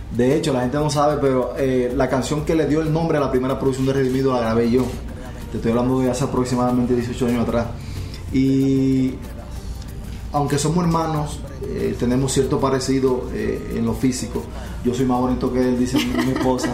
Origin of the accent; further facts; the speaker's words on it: Dominican Republic; Yo soy de República Dominicana.